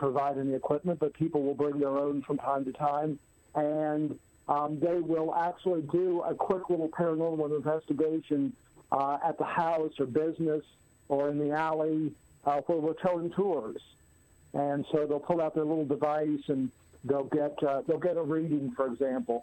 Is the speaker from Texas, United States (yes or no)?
no; Lexington, Kentucky, United States; moved away as an adult; also born or lived in North Carolina; now in Cincinnati, United States; Well, I'm from this area. I was raised in Lexington, which is just about an hour down the road.